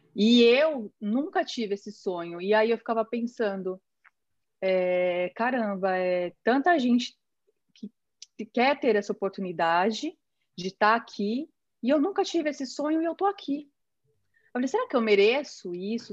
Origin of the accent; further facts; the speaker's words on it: São Paulo, Brazil; moved away; eu vim de São Paulo, da Zona Leste